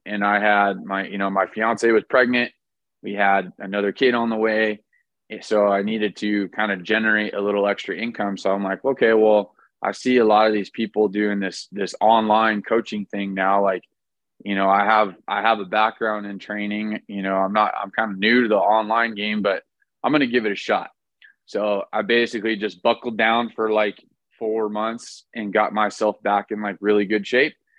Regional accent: Orange County, California, United States; I was born and raised in Orange County, California

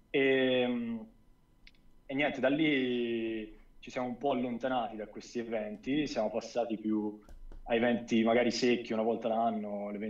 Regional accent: near Florence, Tuscany, Italy; accent: Tuscan; also born or lived in Sicily; Toscano. Vicino Firenze.

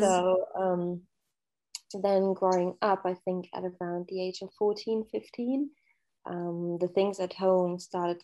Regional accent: Germany; moved away as an adult; I grew up in Germany with a single parent

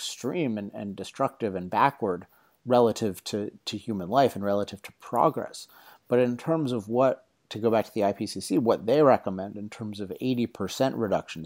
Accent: California, United States; In my home state of California, and particularly a big issue in Southern California where I live

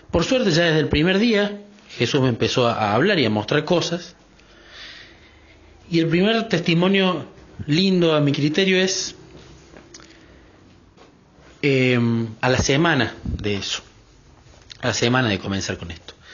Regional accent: Córdoba, Argentina; soy de Córdoba, Argentina

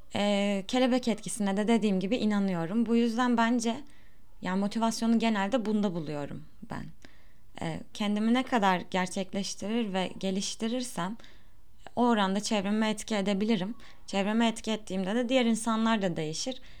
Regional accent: Turkey; first language Turkish; doğduğum ve büyüdüğüm yer olduğu için birçok şey zaten buradan öğrendim

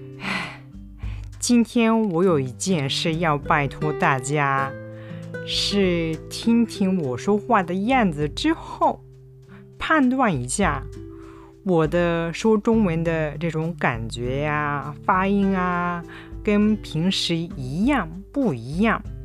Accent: Japan; now in Kobe, Japan; 私の生まれた町はとっても小さい町

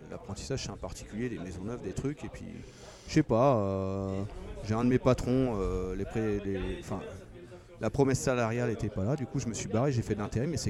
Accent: Brittany, France; now in Grenoble, France; Non, je suis breton. Je ne suis pas français, je suis breton

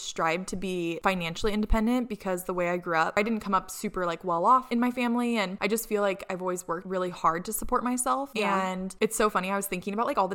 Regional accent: Tacoma, Washington, United States; I grew up in Washington as well. Really like the Tacoma University Place area

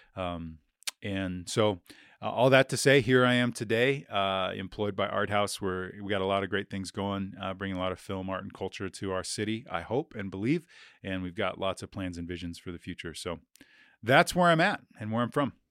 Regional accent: Billings, Montana, United States; I was, uh, born and raised in Billings, Montana, never really left

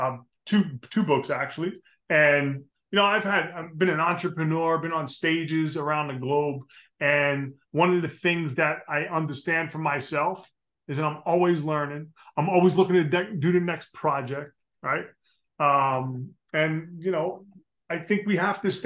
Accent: New Jersey, United States; I'm a knucklehead from New Jersey, man. I mean, you know, I grew up in the street

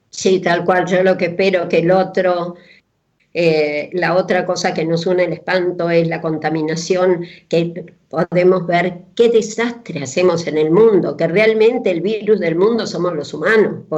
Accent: Coronel Suárez, Buenos Aires Province, Argentina; Yo a los 10 años me fui una vez al hospital de Suárez, donde yo nací

